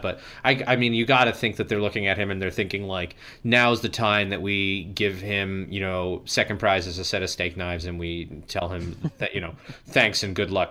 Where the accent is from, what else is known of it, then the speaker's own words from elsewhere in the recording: Southwest Florida, United States; I grew up in Southwest Florida